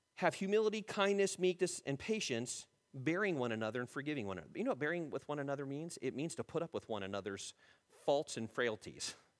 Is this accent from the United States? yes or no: yes; United States; We're being more American than being Christian